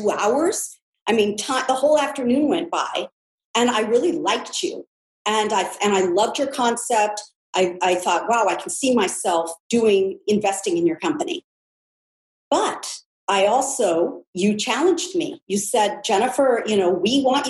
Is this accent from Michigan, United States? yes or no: no; California, United States; born and raised in California